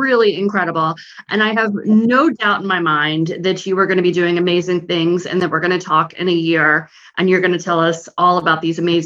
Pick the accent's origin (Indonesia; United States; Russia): United States; Chicago, Illinois; moved away as an adult; also born or lived in North Carolina; I lived in Chicago my whole life until after we had Sam